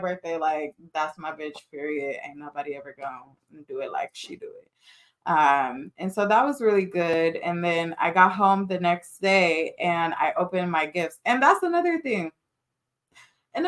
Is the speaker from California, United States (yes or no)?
yes; Carson, California, United States; also born or lived in Orange County, California; We moved from Orange County to Carson to my childhood home